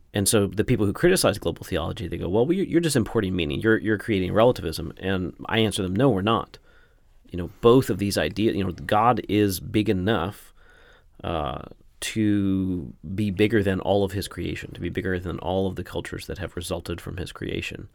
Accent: United States; as an American

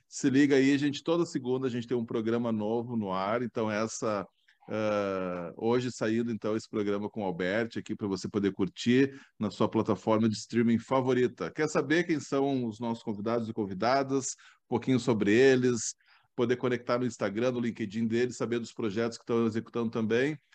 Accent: Ijuí, Rio Grande do Sul, Brazil; Eu sou natural de Juí

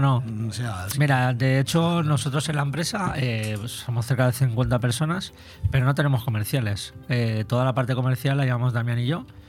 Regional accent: Benidorm, Valencian Community, Spain; soy de aquí de Benidorm

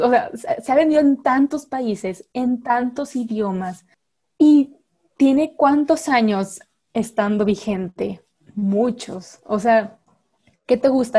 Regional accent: Mexico; acá en México

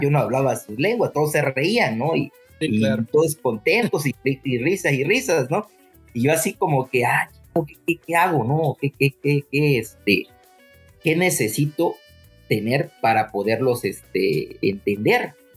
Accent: Puebla, Mexico; moved away as an adult; yo vengo de Puebla, trabajé en Puebla

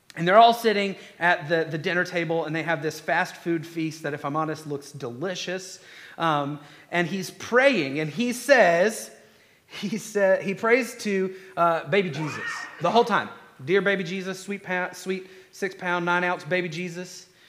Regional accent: Conyers, Georgia, United States; I'm from Conyers

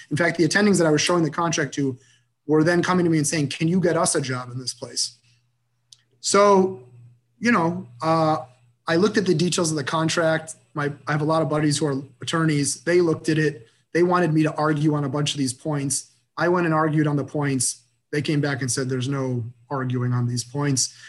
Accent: Michigan, United States; moved away as an adult; also born or lived in Boston; kind of rooted person in, in my hometown. I, I have a very close knit family. You know, 70 first cousins very, very close knit group of people. And I knew without a doubt that I wanted to be in Michigan

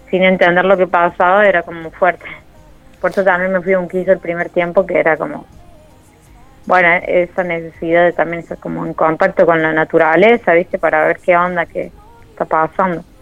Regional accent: Córdoba, Argentina; Soy de Córdoba Capital y a veces voy un piso porque, bueno, vive rally ahí

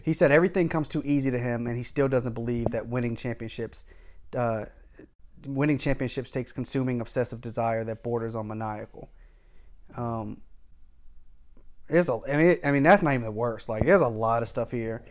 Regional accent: Howard County, Maryland, United States; I grew up in Howard County

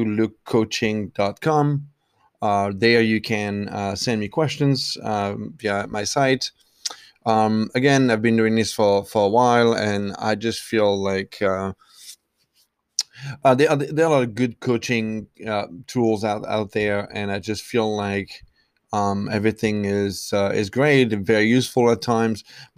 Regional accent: France; English is a second language; also born or lived in Ireland; now in United States; Traveled, I'm originally from France, lived in Ireland, moved to the US, lived in Boston, Los Angeles, Miami.

